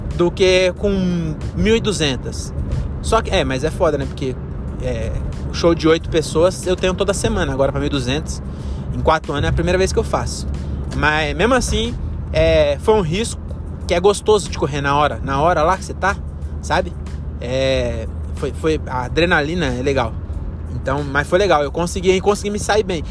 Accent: Francisco Morato, São Paulo, Brazil; em Morato que é onde eu nasci e cresci

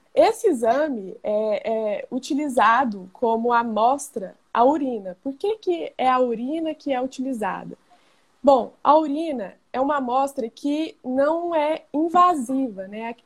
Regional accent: Goiânia, Goiás, Brazil; Sou aqui de Goiânia, Goiás

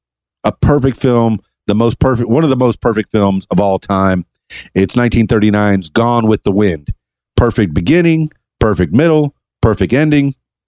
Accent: Miami, Florida, United States; Number 61 affected me because, you know, I'm from Miami. I'm a Cuban American, half Cuban, half Irish. So when this movie came out in 1983, it spoke to a lot of the Miamians, particularly the ones of Cuban descent.

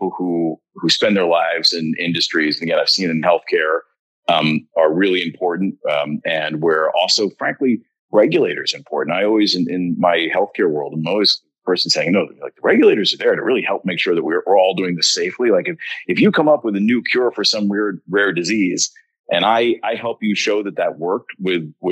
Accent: United States; we're both American

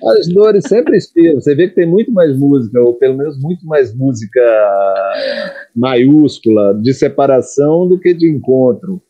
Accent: Brazil; accent: Brazilian; canto com sotaque brasileiro

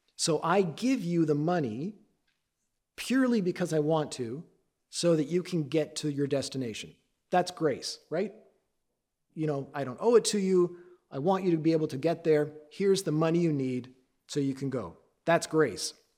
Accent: Canada; I am Canadian. My dad's side, my, on my dad's side, he was Dutch. On my mom's side, she was Scottish and English

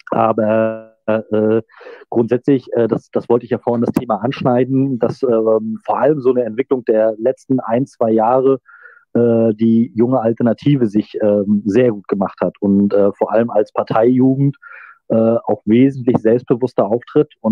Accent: Rostock, Mecklenburg-Vorpommern, Germany; ich erinnere da nur so an meine, meine, meine Heimatstadt in Rostock

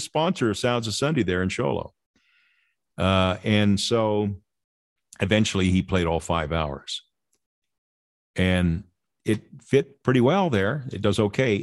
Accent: Lynwood, United States; my ward growing up in Linwood

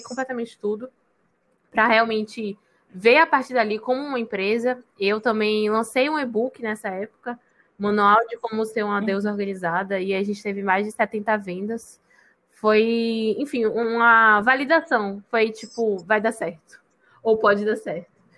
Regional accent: Salvador, Bahia, Brazil; also born or lived in Rio de Janeiro; moro em Salvador desde sempre, mas eu nasci no Rio de Janeiro. Mas em Maraqui, acho que com um ano, nunca sei. Meus pais, nem meus pais sabem. Então, Vamos, eu me considero baiana, porque tem tanto tempo que eu moro aqui

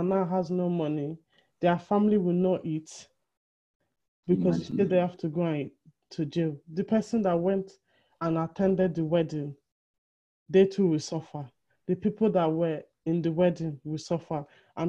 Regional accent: Benin City, Edo, Nigeria; we're Benin. We are from Benin in Nigeria

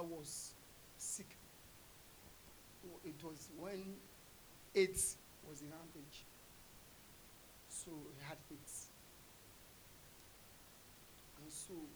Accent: Nigeria; as a Nigerian guy

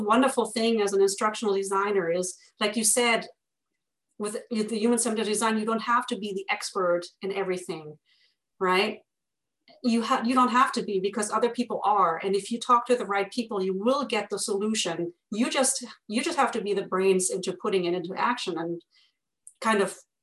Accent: Germany; accent: German; with my German accent

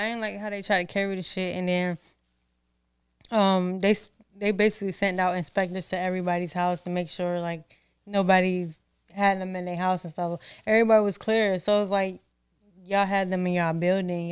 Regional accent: Norfolk, Virginia, United States; growing up in Norfolk

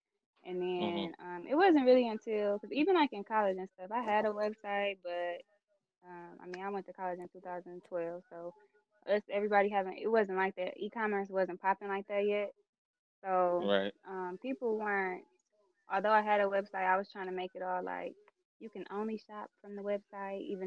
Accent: Southfield, Michigan, United States; I'm from Southfield

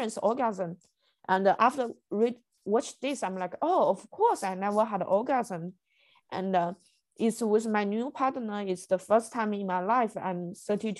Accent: China; moved away; I grew up in China

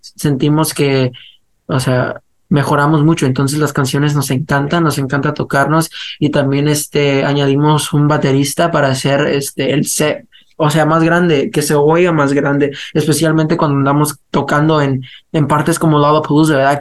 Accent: United States; somos muchachos que crecimos aquí en Estados Unidos, pero tenemos las raíces, pues, este, hispanas

